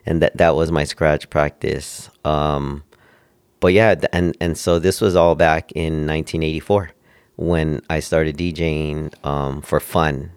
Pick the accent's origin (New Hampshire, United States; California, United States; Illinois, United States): California, United States; Oxnard; moved away as an adult; also born or lived in Northridge, California; now in Las Vegas, United States; I grew up in Oxnard, California, um, little city, uh, around Ventura before Santa Barbara.